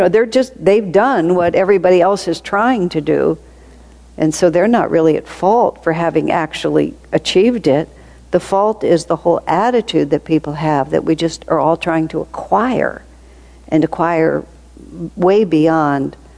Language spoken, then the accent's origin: English; United States; moved away; also born or lived in India; I come from America